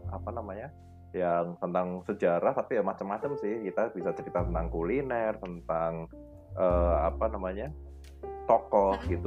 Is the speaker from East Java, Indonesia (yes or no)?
no; Semarang, Central Java, Indonesia; born there; penanda kalau kita itu lahir di Semarang.